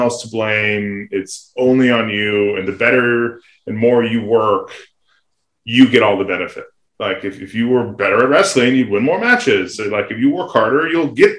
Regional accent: Santa Barbara, California, United States; also born or lived in Fairbanks, Alaska / Reno, Nevada; I grew up in Santa Barbara.

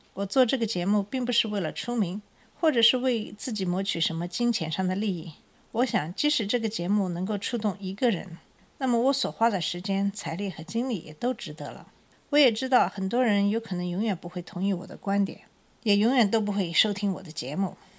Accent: China; now in United States; 我们小的时候在中国

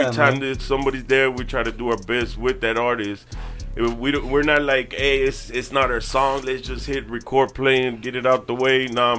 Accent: Brownsville, Texas, United States; I'm from Brownsville, La Posada, South Mold

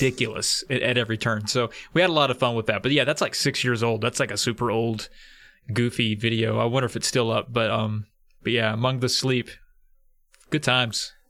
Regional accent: rural Virginia, United States; I grew up and live in rural Virginia

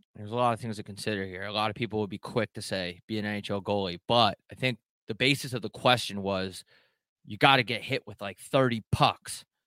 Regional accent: New York, United States; I'm from New York, not upstate New York

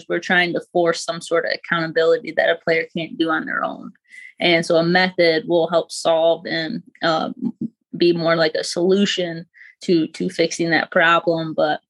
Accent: Grand Rapids, Michigan, United States; Grand Rapids, Michigan.

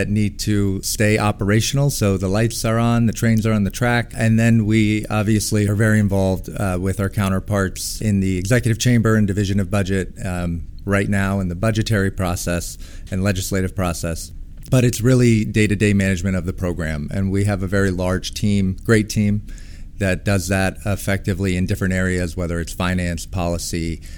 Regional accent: California, United States; moved away as an adult; now in New York, United States; I'm originally actually from California, not a native New Yorker

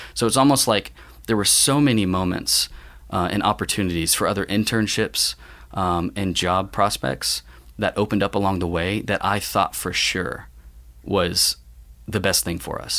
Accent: Tampa, Florida, United States; Tampa, Florida is where I come from. Um, born and raised

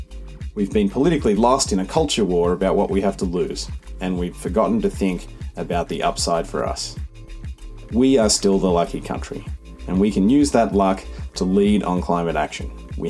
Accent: Sydney, New South Wales, Australia; moved away as an adult; also born or lived in United States; I'm the author of The Big Switch and the founder of Rewiring Australia. I grew up in Sydney.

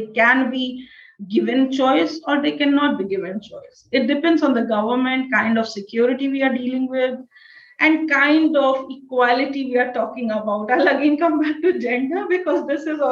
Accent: India; I'm an Indian citizen.

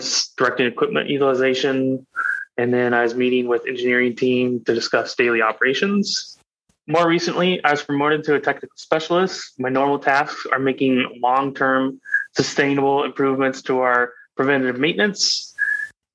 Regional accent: Salem, Oregon, United States; now in Wilsonville, United States; I grew up in Salem, Oregon.

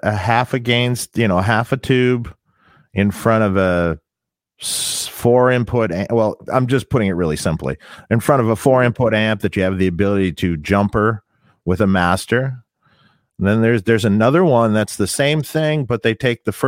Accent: Detroit, Michigan, United States; I was in my hometown, Detroit

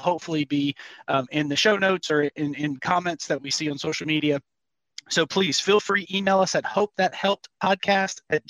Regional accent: Cajun, Louisiana, United States; I'm Cajun

